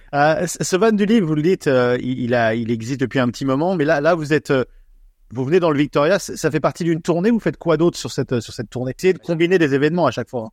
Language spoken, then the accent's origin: French; France